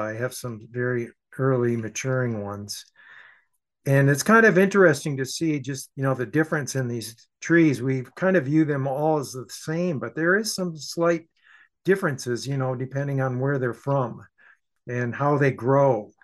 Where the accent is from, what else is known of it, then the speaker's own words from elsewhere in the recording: Saginaw, Michigan, United States; my hometown, Saginaw, Michigan